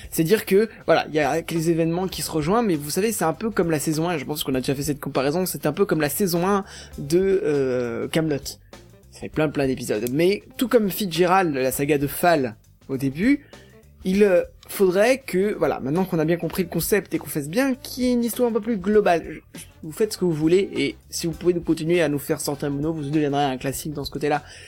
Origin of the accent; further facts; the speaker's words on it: Paris region, Île-de-France, France; je suis de la région parisienne